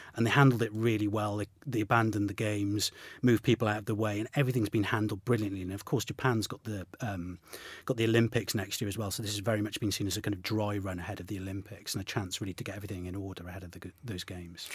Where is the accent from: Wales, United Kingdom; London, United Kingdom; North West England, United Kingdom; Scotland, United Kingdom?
Wales, United Kingdom; as a Welshman